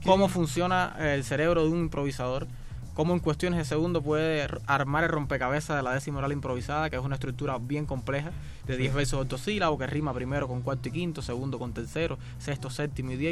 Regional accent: Cuba; repentista cubano

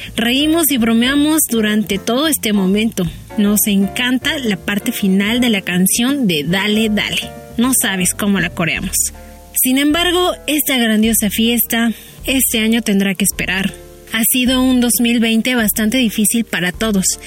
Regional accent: Mexico City, Mexico; yo crecí en la Ciudad de México

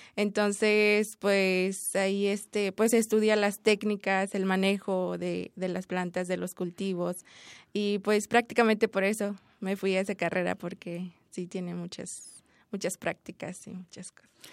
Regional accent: Chiapas, Mexico; moved away; yo hablo tzotzil y soy del estado de Chiapas

